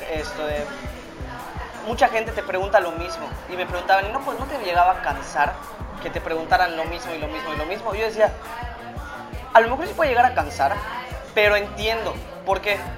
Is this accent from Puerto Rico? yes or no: no; Mexico; Me pasó eh, con muchos mexicanos, pues porque pues, sabes cómo somos los latinos cálidos, vamos a juntarnos